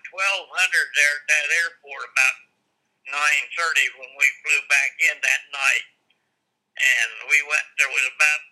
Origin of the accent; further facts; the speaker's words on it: Logan, Ohio, United States; I was born and raised in Logan, Ohio, which is Hocking County, about 100 miles south of Columbus.